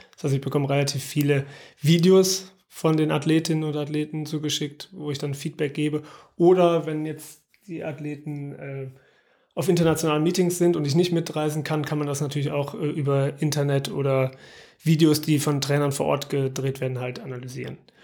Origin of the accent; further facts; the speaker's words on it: Aachen, North Rhine-Westphalia, Germany; Also ich bin in Aachen aufgewachsen, im Vorort